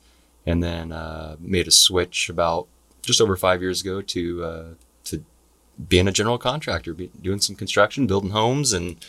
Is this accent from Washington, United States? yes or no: yes; Gig Harbor, Washington, United States; also born or lived in Tacoma / Germany / South Carolina; I was born here in Tacoma. Lived in Germany for a while. Did a stint in South Carolina in middle school. So moved around a little bit, but spent most of my life here in the Pacific Northwest, living in Gig Harbor.